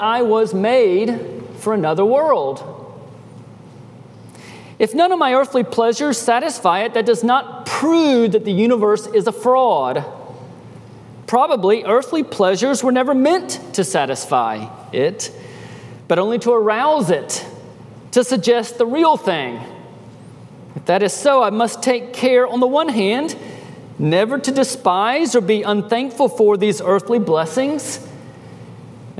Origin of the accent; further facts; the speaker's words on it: United States; moved away; also born or lived in Peru; being American citizens